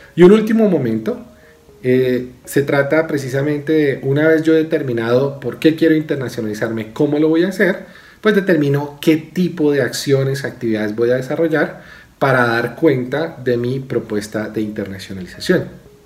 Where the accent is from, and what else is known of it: Colombia